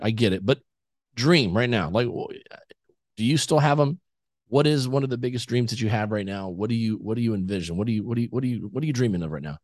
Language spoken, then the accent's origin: English; South Texas, United States; I grew up in South Texas